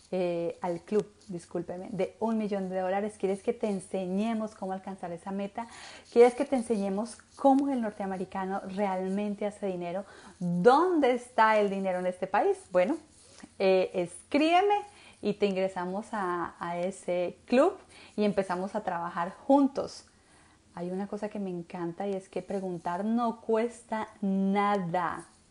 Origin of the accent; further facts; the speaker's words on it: Colombia; now in United States; Yo soy colombiana